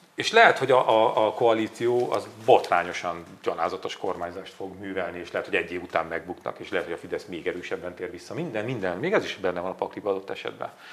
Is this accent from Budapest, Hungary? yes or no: no; Borsod-Abaúj-Zemplén, Hungary; én vidéki vagyok